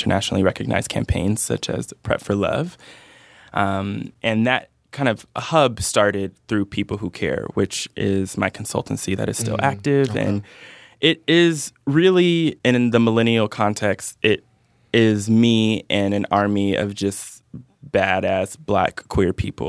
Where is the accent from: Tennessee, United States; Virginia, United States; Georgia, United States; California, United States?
California, United States; Oakland; I'm originally from the Bay Area. Yeah. Okay. I was born in Oakland. I'm a real, real Bay Area kid. I've lived all over the Bay